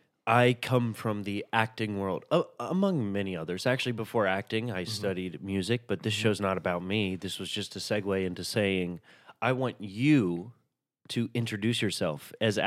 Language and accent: English; the South, United States; It is, and I'm both my parents are white. I grew up in the South.